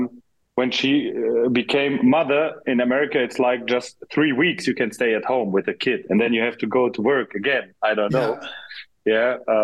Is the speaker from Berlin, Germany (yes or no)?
no; Frankfurt, Hesse, Germany; English is a second language; I was born in Frankfurt, but we had some family.